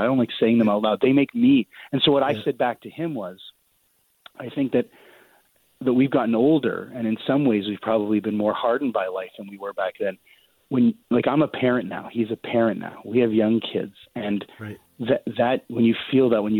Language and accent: English; Winnipeg, Manitoba, Canada; also born or lived in Halifax; I'm from Winnipeg. With the exception of 3 years that I lived in Halifax, I've lived in Winnipeg my whole life. So I grew up here